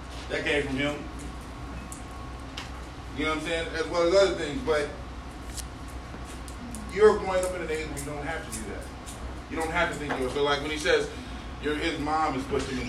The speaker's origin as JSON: {"language": "English", "town": "Chicago", "region": "Illinois", "country": "United States", "moved": "yes", "said": "I'm from Chicago."}